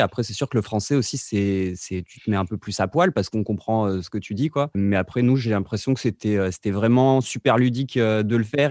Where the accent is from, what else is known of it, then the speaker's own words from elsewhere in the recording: Vercors, Auvergne-Rhône-Alpes, France; nous, on vient de petits villages du Vercors dans la montagne.